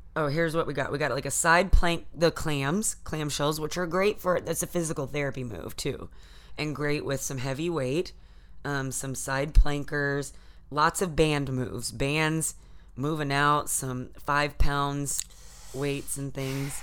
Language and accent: English; Texas, United States; now in California, United States; from Texas